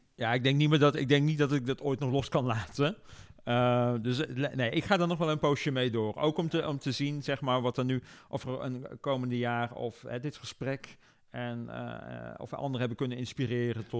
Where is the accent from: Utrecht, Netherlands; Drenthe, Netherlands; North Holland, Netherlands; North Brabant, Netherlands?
North Brabant, Netherlands; Brabant, waar ik vandaan kom, als trotse Brabander, is natuurlijk een grote provincie